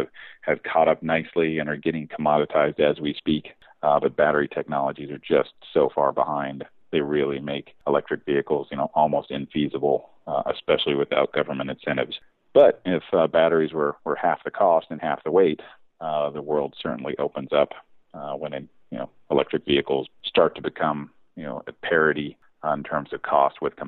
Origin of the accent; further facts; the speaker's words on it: the South, United States; as a young kid growing up in the South, cars were kind of everything